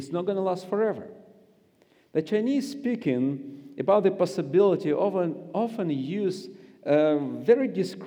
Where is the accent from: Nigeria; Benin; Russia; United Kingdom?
Russia; Siberia; accent: Russian; English is a second language; I grew up in Siberia